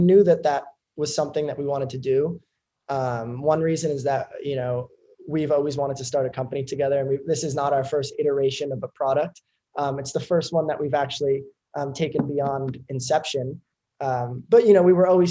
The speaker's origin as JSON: {"language": "English", "country": "United States", "tie": "born or raised there", "also_born_or_lived": "Hoboken, New Jersey / Manhattan, New York / Stanford, California", "said": "I grew up in New York City, in Hoboken, New Jersey for most of my life, but I was always in school in New York and then eventually moved into Manhattan, Lower Manhattan, early in high school."}